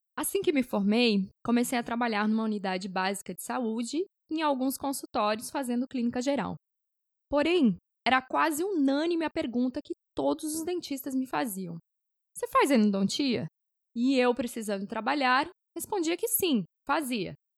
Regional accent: Blumenau, Santa Catarina, Brazil; moved away as an adult; now in Fortaleza, Brazil; Sou natural de Blumenau, Santa Catarina

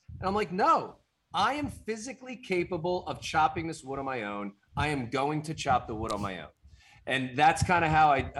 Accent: New Jersey, United States; I'm from Jersey.

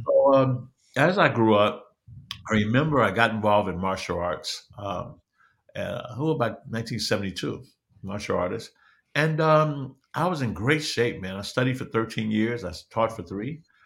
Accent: Chicago, Illinois, United States; I'm born and raised in Chicago

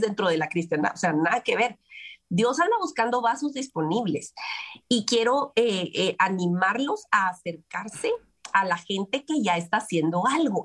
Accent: Guatemala; las posibilidades de la adopción en mi país, en Guatemala, eran escasas

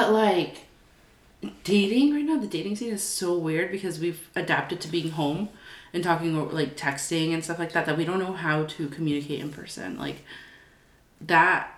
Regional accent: Connecticut, United States; now in Georgia, United States; I was born in Georgia, raised Connecticut, back in Georgia

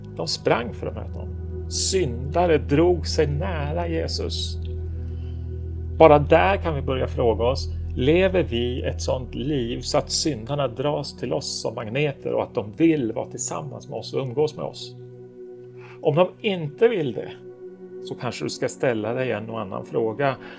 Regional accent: Stockholm, Stockholm County, Sweden; moved away as an adult; now in Oslo, Norway; jag är född och uppvuxen i Stockholm

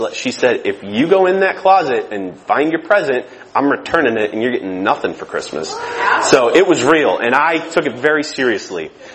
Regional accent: Michigan, United States; I'm from Michigan

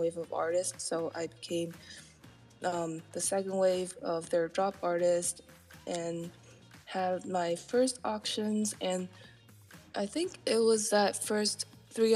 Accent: Taiwan; moved away; originally I'm from Taiwan

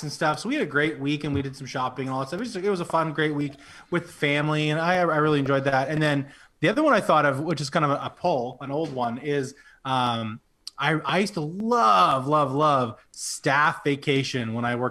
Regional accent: Penobscot, New Brunswick, Canada; now in Fredericton, Canada; Yeah, my hometown. Penobscot for life.

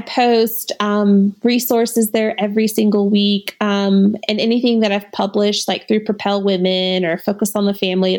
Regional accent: Missouri, United States; moved away; I'm from Missouri.

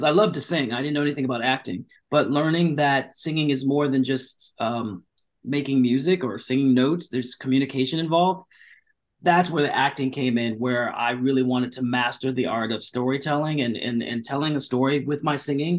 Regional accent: Orange County, California, United States; born or raised there; also born or lived in Long Beach, California; now in Los Angeles, United States

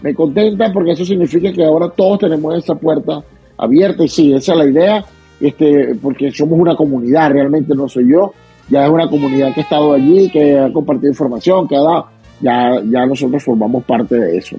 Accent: Venezuela; born or raised there; moved away as an adult; now in Utah, United States

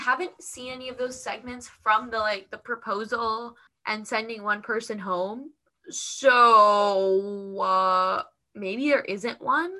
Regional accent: Canada

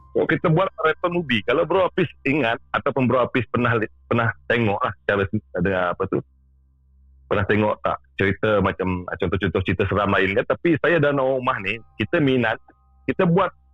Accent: Sarawak, Malaysia; saya berasal dari Sarawak

